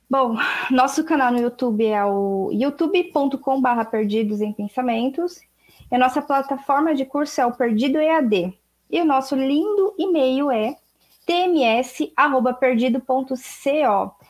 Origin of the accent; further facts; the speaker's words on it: Brazil; Eu, eu sou brasileira, falo português.